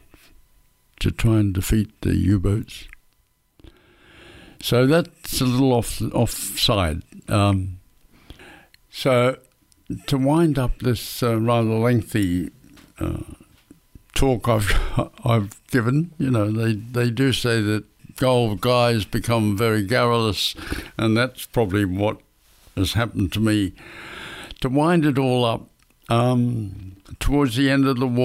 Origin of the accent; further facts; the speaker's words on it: Perth, Western Australia, Australia; the Swan River in Perth, which was my hometown